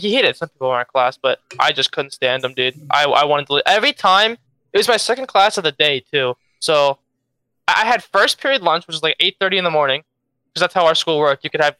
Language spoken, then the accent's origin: English; Philadelphia, Pennsylvania, United States; No, always in the Philadelphia school distric